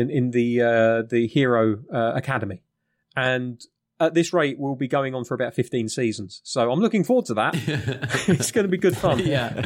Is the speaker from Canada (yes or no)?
no; United Kingdom; I'm British.